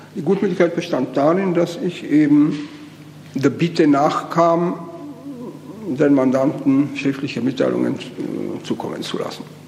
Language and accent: German; Austria; moved away; also born or lived in Brno, Czechia; ich bin eben Österreicher von Geburt und Erziehung